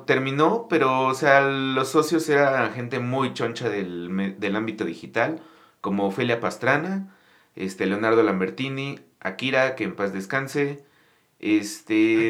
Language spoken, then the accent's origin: Spanish; Mexico City, Mexico; yo soy de aquí, de la Ciudad de México.